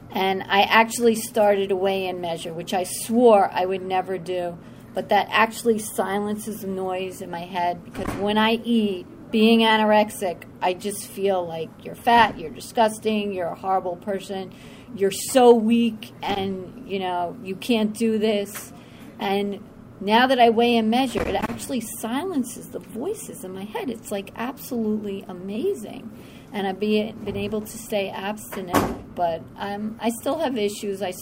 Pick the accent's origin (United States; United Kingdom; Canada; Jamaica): United States; Somers; And I'm from Somers.